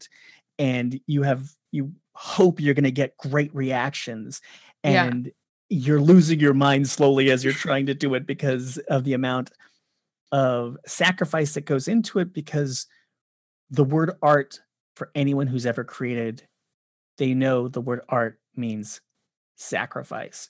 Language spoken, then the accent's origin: English; Orange County, California, United States; I grew up in Orange County, and I was in the 90s, I was at like all the ska shows.